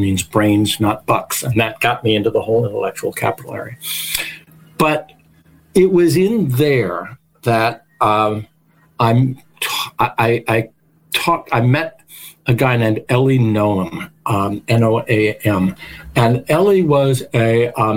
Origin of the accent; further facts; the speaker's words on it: Australia; I'm being Australian